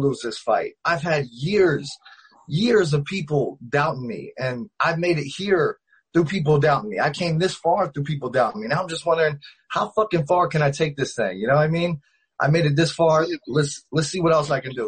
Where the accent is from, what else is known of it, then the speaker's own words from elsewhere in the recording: Ohio, United States; now in Las Vegas, United States; I started out in Ohio. I'm from Ohio, small town